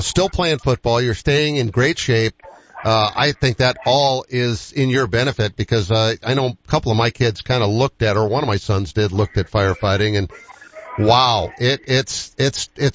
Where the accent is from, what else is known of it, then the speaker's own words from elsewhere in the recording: Boston, Massachusetts, United States; moved away; I grew up in Boston